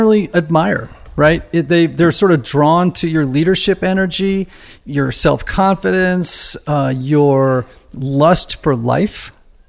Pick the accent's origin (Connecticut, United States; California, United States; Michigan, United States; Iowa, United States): Connecticut, United States; Southern; I'm from Connecticut, but Southern Connecticut